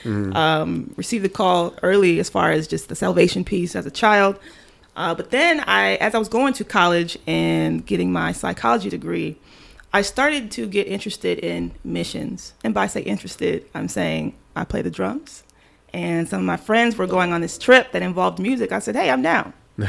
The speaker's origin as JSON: {"language": "English", "region": "Wisconsin", "country": "United States", "tie": "born or raised there", "also_born_or_lived": "Michigan", "moved": "yes", "said": "Born in Michigan, raised in Wisconsin. And so I was there for a while"}